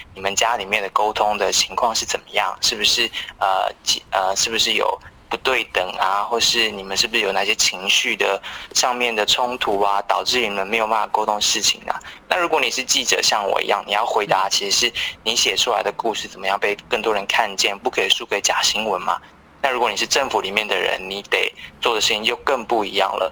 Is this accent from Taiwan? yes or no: yes; Taiwan; 我们都是台湾人